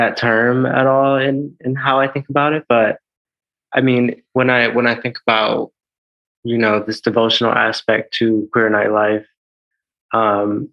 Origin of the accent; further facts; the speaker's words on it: Milwaukee, Wisconsin, United States; also born or lived in San Juan, Puerto Rico; I was born in San Juan, Puerto Rico, and I was raised there for a while, and then my family moved to Milwaukee, Wisconsin, and there, I grew up a lot in like middle school and high school